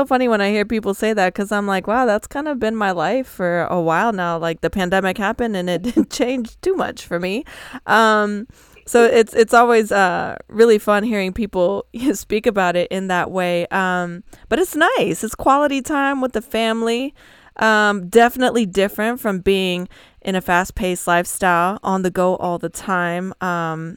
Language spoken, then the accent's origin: English; Spain; I'm from Spain.